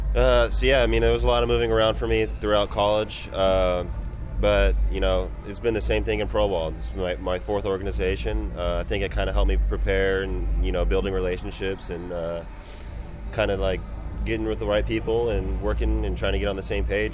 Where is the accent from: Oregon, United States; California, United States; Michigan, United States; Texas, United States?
California, United States; Bay Area; growing up in the Bay Area and be able to come back and play at home